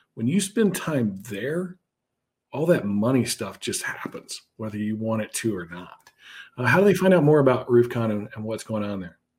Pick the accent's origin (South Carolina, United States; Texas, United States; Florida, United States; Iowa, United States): Texas, United States; Houston; moved away; also born or lived in Wisconsin; My hometown, uh, Houston